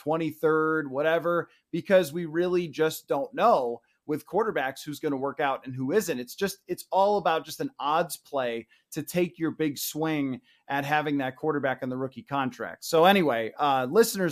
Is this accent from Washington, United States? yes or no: no; Buffalo, New York, United States; moved away as an adult; now in Minneapolis, United States; going back to my hometown in Buffalo